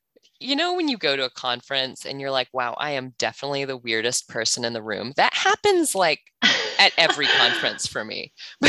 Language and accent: English; Kansas, United States; moved away as an adult; also born or lived in New Zealand; now in Australia; I'm originally from Kansas. I've spent the last decade living in New Zealand, and now I live in Australia. So I have pretty much the most awkward, both dialect and sense of humor.